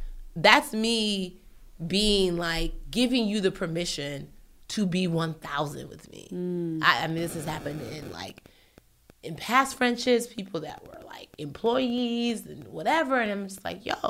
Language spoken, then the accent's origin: English; Nigeria; I'm Nigerian